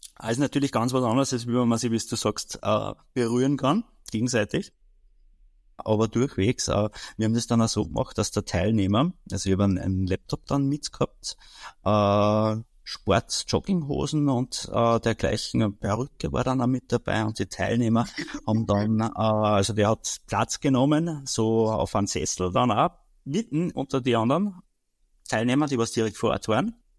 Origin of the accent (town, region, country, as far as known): Austria